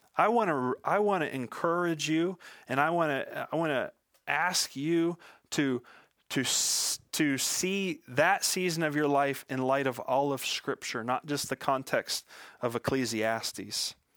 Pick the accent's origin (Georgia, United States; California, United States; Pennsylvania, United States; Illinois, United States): Pennsylvania, United States; Western; I was born and raised in Western Pennsylvania